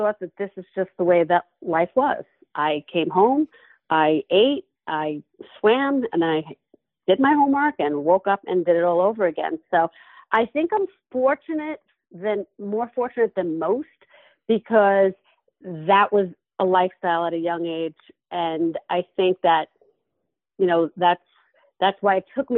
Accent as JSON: {"language": "English", "town": "Levittown", "region": "New York", "country": "United States", "tie": "born or raised there", "said": "I grew up in Levittown, Long Island"}